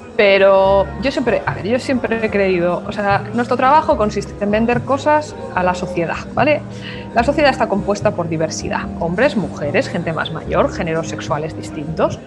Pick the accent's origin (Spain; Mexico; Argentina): Spain; first language Spanish; soy española y en mi lengua es el español